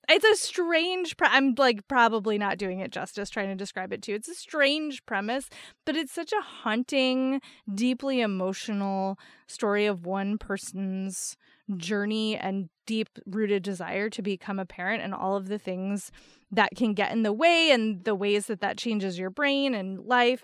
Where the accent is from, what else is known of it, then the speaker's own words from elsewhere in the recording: New Jersey, United States; I grew up in New Jersey